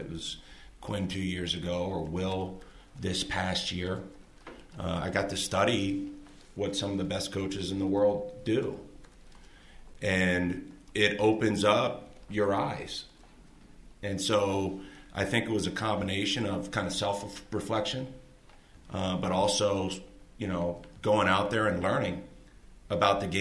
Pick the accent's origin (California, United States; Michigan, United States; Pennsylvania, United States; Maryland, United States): Maryland, United States; Baltimore; moved away as an adult; also born or lived in Milwaukee, Wisconsin; now in Park City, United States; as a 16-year-old growing up outside Baltimore City